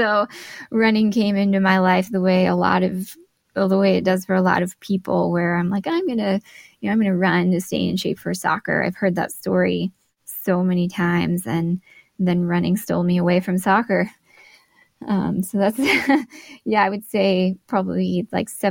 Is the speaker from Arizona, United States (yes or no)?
yes; Glendale, Arizona, United States; moved away as an adult; now in Flagstaff, United States; my hometown where I grew up in Glendale, Arizona